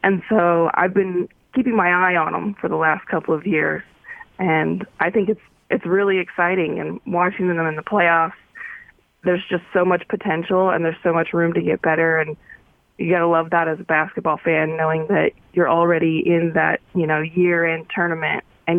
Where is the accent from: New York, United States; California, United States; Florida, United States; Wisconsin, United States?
California, United States; Paradise; And when I say I'm from Paradise, there's always kind of like this really bummer look on their face